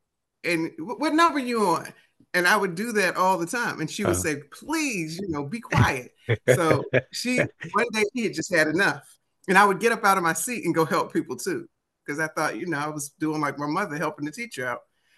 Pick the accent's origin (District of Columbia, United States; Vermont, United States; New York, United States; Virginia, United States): District of Columbia, United States; Washington; accent: DC; that probably doesn't sound right with my DC accent.